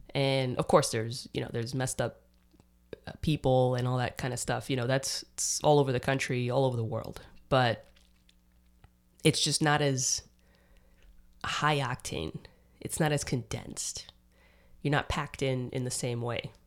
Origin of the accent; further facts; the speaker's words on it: New York City, New York, United States; moved away as an adult; also born or lived in Dominican Republic; now in Austin, United States; I grew up in New York